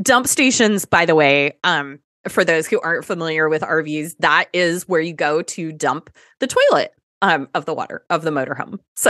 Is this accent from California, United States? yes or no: no; Seattle, Washington, United States; moved away; also born or lived in Fairbanks / Anchorage; I'm from Seattle.